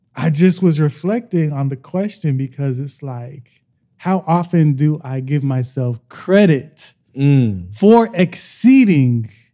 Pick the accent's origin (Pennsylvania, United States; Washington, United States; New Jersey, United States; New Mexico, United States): Washington, United States; Tacoma; I am from Tacoma, Washington, and I am 30 years old